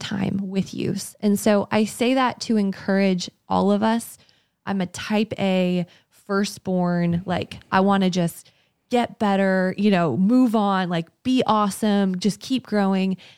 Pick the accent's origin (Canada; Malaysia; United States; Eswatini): Canada; moved away; I'm from Canada, and we had gone back to my parents' house